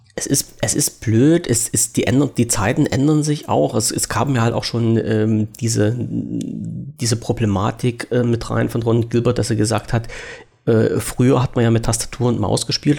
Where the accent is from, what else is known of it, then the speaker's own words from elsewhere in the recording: Germany; als Deutscher